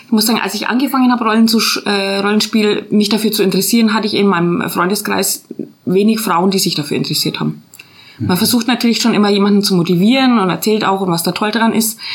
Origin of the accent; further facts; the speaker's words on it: Nürtingen, Baden-Württemberg, Germany; Wir sind aus Nürtingen, ja.